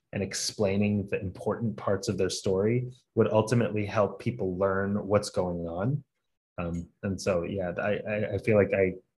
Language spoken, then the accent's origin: English; Atlanta, Georgia, United States; I was born and raised in Atlanta, but I'm originally Lebanese.